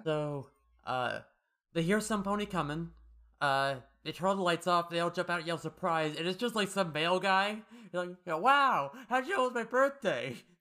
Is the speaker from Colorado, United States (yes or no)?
yes; Colorado, United States; I'm from Colorado.